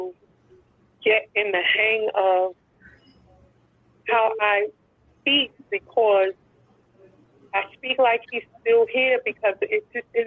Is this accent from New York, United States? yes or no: yes; New York City, New York, United States; also born or lived in Harlem, New York; I was born and raised in Brooklyn, New York.